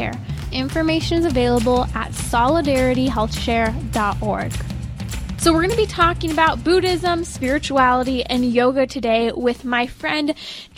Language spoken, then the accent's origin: English; United States; myself from the United States